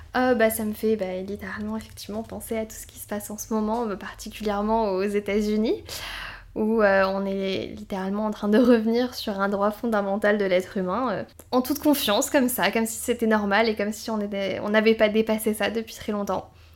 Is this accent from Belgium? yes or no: no; south of France, France; je viens du sud de la France